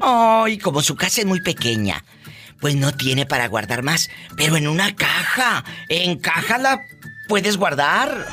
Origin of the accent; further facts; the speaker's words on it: Matamoros, Tamaulipas, Mexico; la gente de mi tierra que está Maulipas, Yo soy de Matamoros